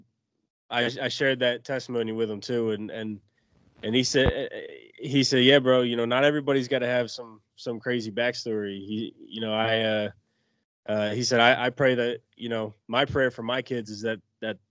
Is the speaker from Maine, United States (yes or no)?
yes; Maine, United States; I was born and raised in Maine